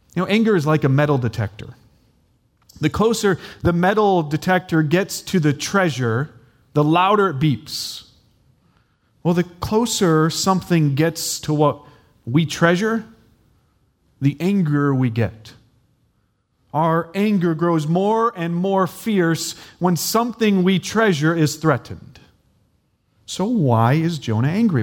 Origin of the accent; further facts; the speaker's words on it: United States; I'm American